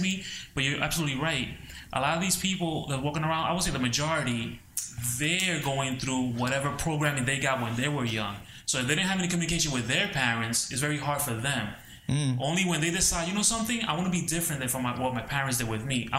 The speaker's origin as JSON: {"language": "English", "town": "New York City", "region": "New York", "country": "United States", "tie": "born or raised there", "said": "I grew up in Washington Heights in the 70s where there were a lot of gangs"}